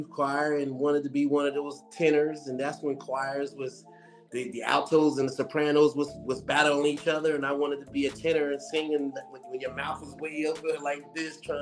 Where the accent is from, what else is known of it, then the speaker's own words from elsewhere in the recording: Trenton, New Jersey, United States; I'm from Trenton, New Jersey